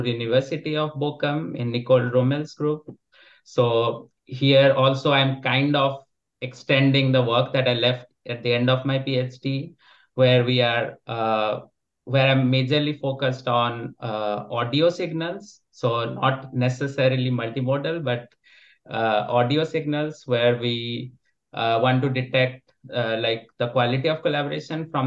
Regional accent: India; moved away as an adult; also born or lived in Netherlands; now in Germany; I'm basically from India, and I spent my undergrad in India, and then I came to the Netherlands to do my master's

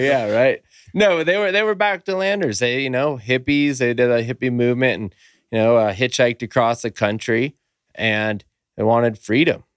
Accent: Humboldt County, California, United States; I was brought up in Humboldt County, been there my whole life

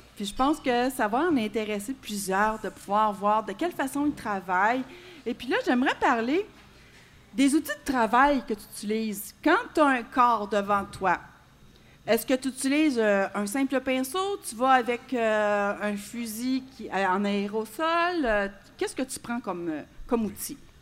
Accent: Quebec, Canada; nous, les Québécois

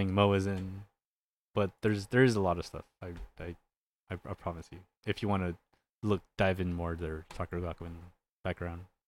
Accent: California, United States; I'm from Cal, I'm from California

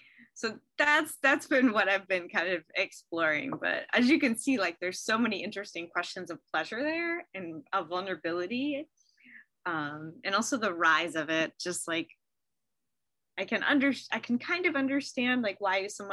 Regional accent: United States; as an American

